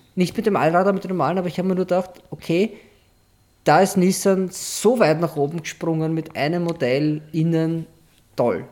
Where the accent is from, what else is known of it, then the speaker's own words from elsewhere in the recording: Austria; wo wir, also wo Austria ist